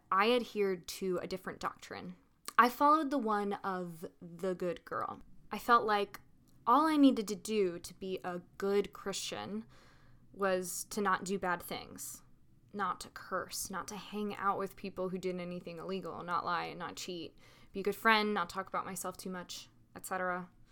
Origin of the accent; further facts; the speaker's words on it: Little Rock, Arkansas, United States; I was born and grew up in Little Rock, Arkansas